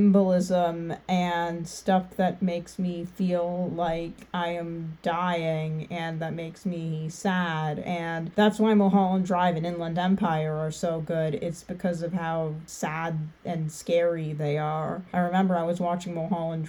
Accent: Ottawa, Ontario, Canada; I'm from Ontario, but I'm like from Ottawa

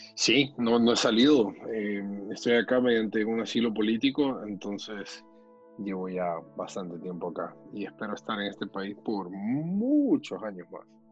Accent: San Pedro Sula, Cortés, Honduras; moved away as an adult; now in United States; Yo nací en la ciudad de San Pedro Sula

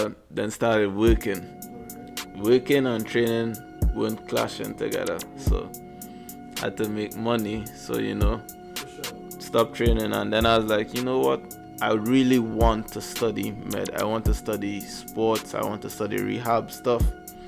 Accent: Trinidad & Tobago; moved away; also born or lived in Missouri; I'm from Trinidad and Tobago. So yeah, island boy.

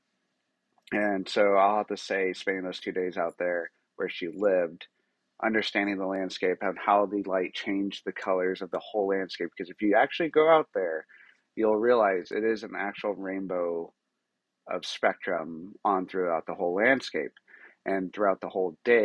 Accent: New Mexico, United States; New Mexico, where I'm from, and I'm super proud to say that, I'm from New Mexico, and I'm a New Mexican

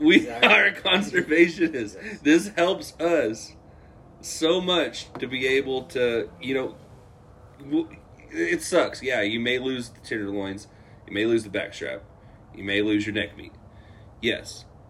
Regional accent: Colorado, United States; because, you know, born and raised in Colorado and living in an awesome area where there was elk

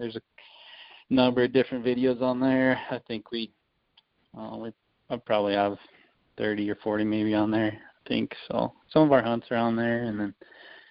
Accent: Farmington, New Mexico, United States; also born or lived in Bloomfield, New Mexico; I grew up here in Farmington, New Mexico, which is right up in like the northwest corner of New Mexico

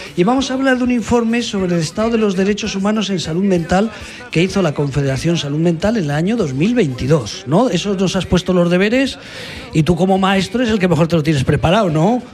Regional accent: Aragon, Spain

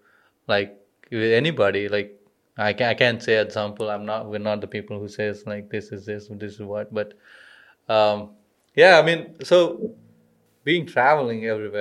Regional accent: India; now in Australia; I'm an Indian.

